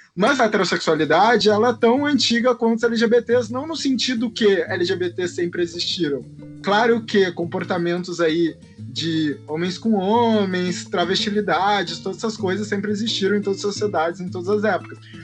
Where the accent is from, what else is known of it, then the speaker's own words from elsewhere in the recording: Porto Alegre, Rio Grande do Sul, Brazil; Sou de Porto Alegre, do Rio Grande do Sul, estudante de História da Arte.